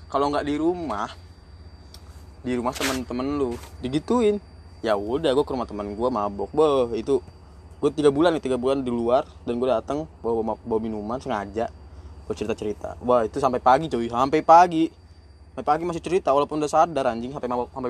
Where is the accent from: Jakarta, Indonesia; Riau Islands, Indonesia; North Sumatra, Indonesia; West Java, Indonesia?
North Sumatra, Indonesia; gue kan orang Batak ya namanya orang Batak pasti kalau ada acara